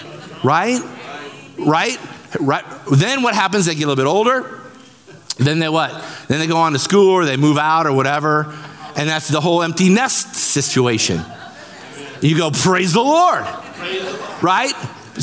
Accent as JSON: {"language": "English", "region": "Central Illinois", "country": "United States", "tie": "born or raised there", "said": "I have corn and beans in my blood. I was born in Bloomington, Pekin, Peoria, Springfield"}